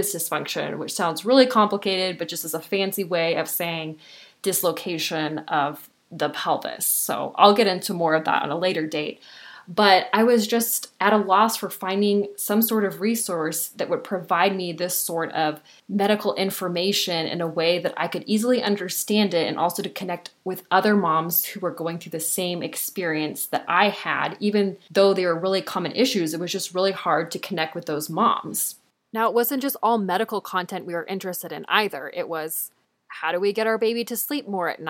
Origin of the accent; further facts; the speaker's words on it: Southern California, United States; I was born and raised in Southern California, and I still live here now